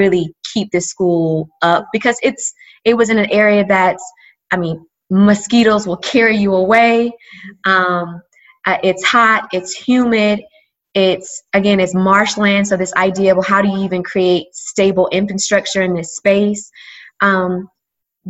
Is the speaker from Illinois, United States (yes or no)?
no; Georgia, United States; moved away as an adult; also born or lived in Arkansas; I'm from Georgia